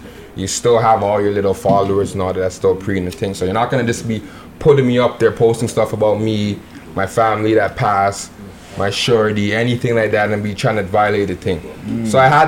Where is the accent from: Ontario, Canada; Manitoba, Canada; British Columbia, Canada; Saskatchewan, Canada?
Ontario, Canada; Toronto; also born or lived in Jane and Finch (Jungle), Toronto; I grew up in the Rex in Mount Olive